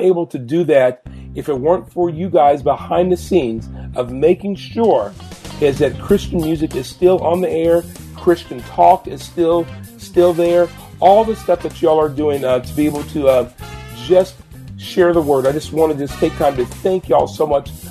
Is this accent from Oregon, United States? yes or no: yes; Portland, Oregon, United States; also born or lived in Huntsville, Alabama / Washington, D.C.; I was born and raised here in Portland